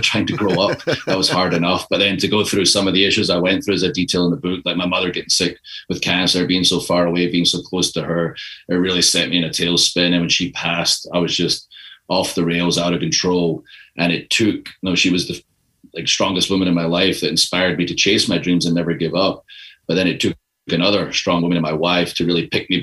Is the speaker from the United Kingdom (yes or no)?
yes; Scotland, United Kingdom; moved away; I'm from Scotland. It's a country of 5 million people.